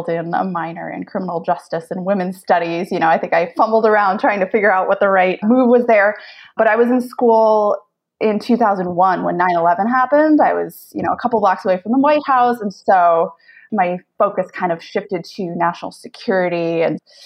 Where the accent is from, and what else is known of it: Manchester, New Hampshire, United States; born or raised there